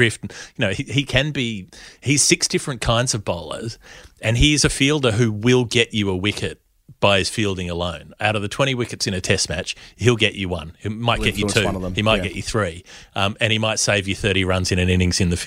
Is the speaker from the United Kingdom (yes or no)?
no; Australia; we're Australian